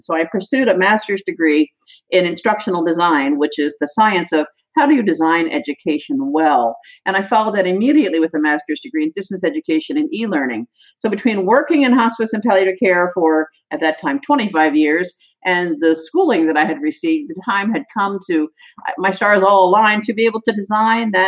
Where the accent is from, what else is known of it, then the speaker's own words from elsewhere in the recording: Annapolis, Maryland, United States; also born or lived in Kent Island, Maryland; I was born in Annapolis, Maryland, where I lived all of my life until 5 years ago